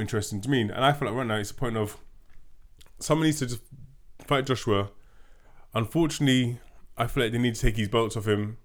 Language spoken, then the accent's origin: English; London, United Kingdom; we're two Londoners